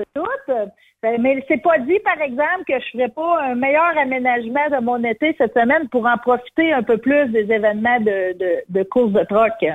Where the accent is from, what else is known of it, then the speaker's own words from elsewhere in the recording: Quebec, Canada; Je suis une bonne Québécoise, descendante de coureur des bois